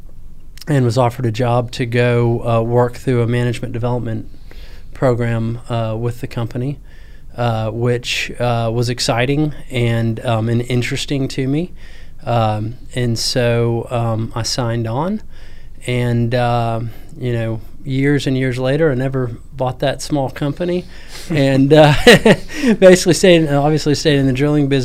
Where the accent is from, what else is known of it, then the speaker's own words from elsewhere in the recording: Houston, Texas, United States; also born or lived in Virginia; But I'm from Houston. Grew up born and raised in Houston